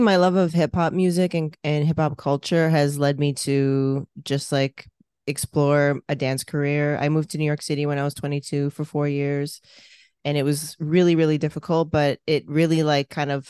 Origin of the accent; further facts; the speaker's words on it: Toronto, Ontario, Canada; born and raised in Toronto of Filipino descent.